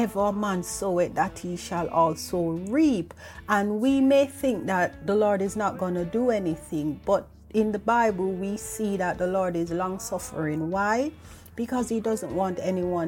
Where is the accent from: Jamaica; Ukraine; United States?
Jamaica; moved away as an adult; now in United Kingdom; I am from Jamaica. I'm not living in Jamaica anymore. I am living in the United Kingdom, and I moved here over 20 years ago.